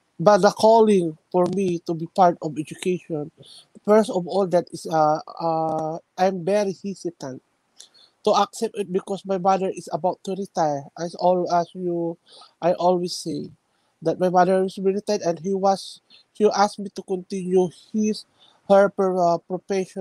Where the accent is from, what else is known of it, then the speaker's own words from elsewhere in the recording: Ilocos Region, Philippines; also born or lived in Quezon, Philippines; I came from the northern part of the Philippines. We call the town province of Pangasinan